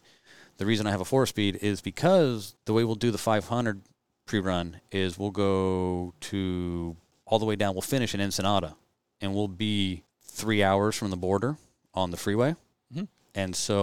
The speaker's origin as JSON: {"language": "English", "region": "California", "country": "United States", "moved": "as an adult", "said": "I'm from California, moved up here with my wife"}